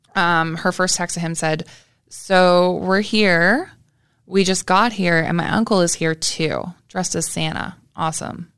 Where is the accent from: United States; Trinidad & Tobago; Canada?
Canada; I am from Canada